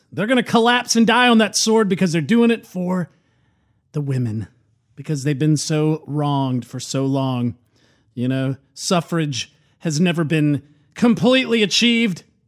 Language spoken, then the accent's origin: English; United States; as an American